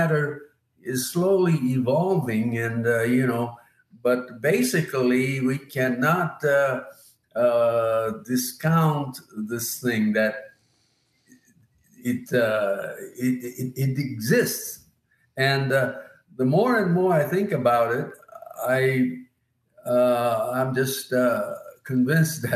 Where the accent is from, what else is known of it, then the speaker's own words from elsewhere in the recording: Yokohama, Kanagawa, Japan; moved away; when I was growing up in Yokohama, Japan